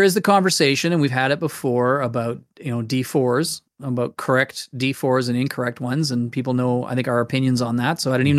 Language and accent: English; United Kingdom; born there; I was born in Britain, so we come from a British heritage.